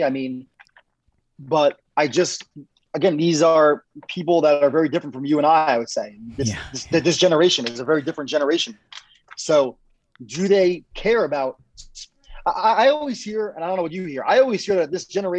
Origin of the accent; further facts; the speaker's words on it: New York, United States; I mean, I'm from New York, Jason. I don't even watch college sports.